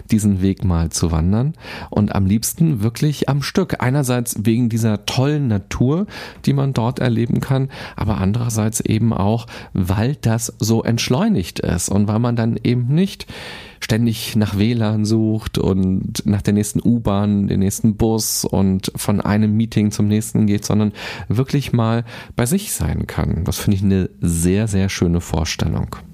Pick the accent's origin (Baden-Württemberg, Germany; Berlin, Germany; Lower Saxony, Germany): Berlin, Germany; Aber so geht es selbst mir als Berliner. Ich habe auch noch nicht alles gesehen.